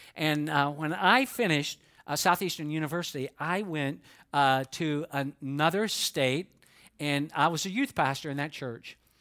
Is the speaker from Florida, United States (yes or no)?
no; Georgia, United States; Even though I am from Georgia, I can talk quickly when I need to.